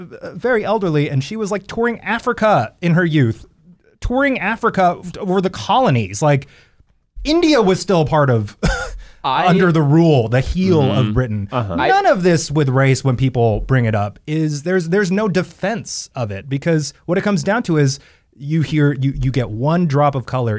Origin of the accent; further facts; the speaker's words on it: South Korea; English is a second language; I'm Korean and I'm speaking English right now.